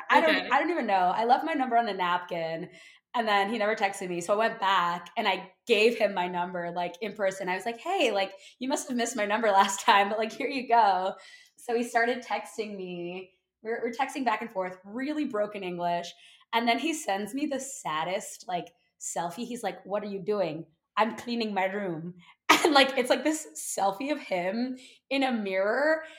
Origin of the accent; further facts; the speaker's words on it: New York City, New York, United States; I'm 25 years old as of a few days ago, quarter century, babe. I'm from New York City, born and raised. I currently live in Harlem and I went to college at Vanderbilt University.